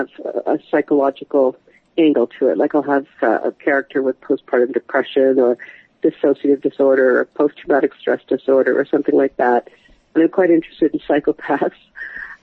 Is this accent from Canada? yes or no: yes; Canada; I'm a writer from Canada, and I write thrillers